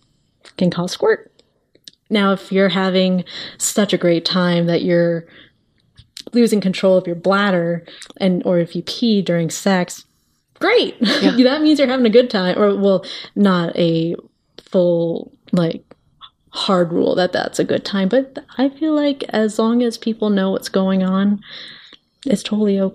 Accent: Arizona, United States; I grew up in Arizona, and there within the legislation, it is abstinence only sexual education

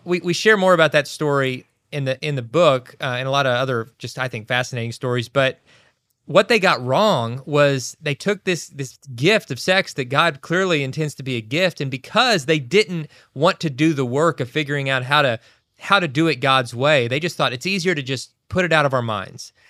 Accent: Kentucky, United States; where we grew up in Kentucky

